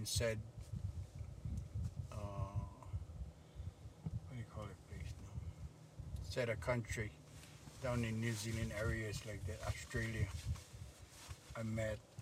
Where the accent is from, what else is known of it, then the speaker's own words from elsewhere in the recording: Hawaii, United States; I come from Hawaii